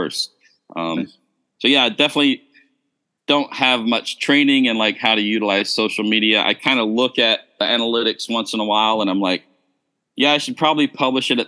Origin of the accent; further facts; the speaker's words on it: United States; moved away as an adult; also born or lived in Malaysia / Indonesia; I'm originally from the States, from America. I've been overseas since the year 2000